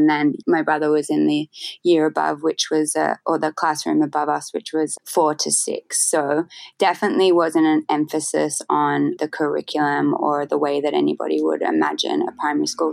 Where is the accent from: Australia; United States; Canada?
Australia; Sydney, New South Wales; also born or lived in Lismore area, northern New South Wales; now in Bali, Indonesia; I grew up was born in Sydney in a home